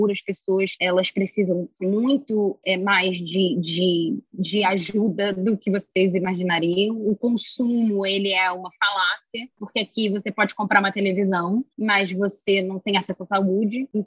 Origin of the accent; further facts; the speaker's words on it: Brazil; now in United States; eu tenho um sotaque, eu, eu tenho uma história, eu, eu, sou, eu sou brasileira, eu continuo brasileira sabe?